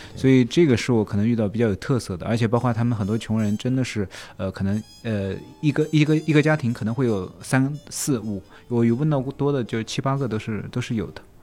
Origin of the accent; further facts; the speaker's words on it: China; moved away as an adult; also born or lived in Argentina; 作为一个中国人